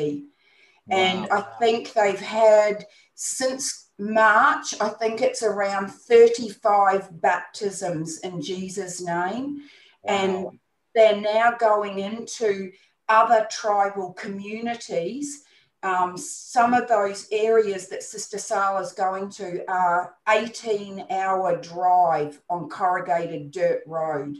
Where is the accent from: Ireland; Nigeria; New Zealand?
New Zealand; now in Brisbane, Australia; I'm not Australian born, I'm a New Zealander, but I have Australian citizenship.